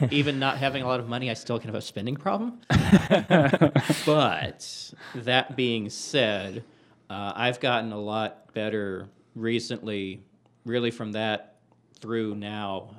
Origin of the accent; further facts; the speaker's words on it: Texas, United States; growing up in Texas